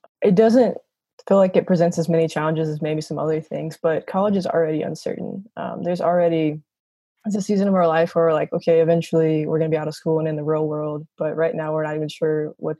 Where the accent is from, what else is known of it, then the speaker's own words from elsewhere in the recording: Charlotte, North Carolina, United States; moved away as an adult; now in Louisville, United States; I'm from Charlotte, North Carolina, but I actually spend most of my time in Louisville, Kentucky, going to school at Boyce College.